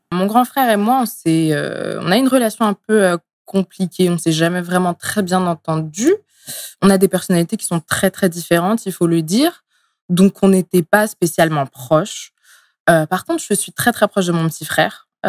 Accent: Essonne, Île-de-France, France; also born or lived in Tunisia / Montreal, Canada; je suis née en Tunisie. Euh, je suis arrivée en France euh, étant bébé. Euh, dans le 91

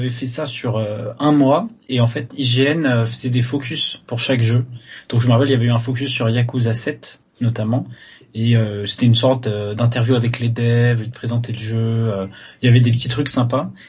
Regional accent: France; accent: French; j'ai le droit de dire Call et parler avec mon accent français en anglais

